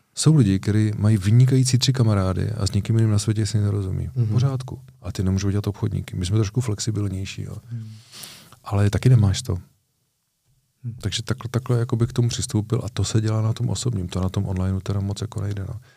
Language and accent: Czech; Moravia, Czechia; u nás na Moravě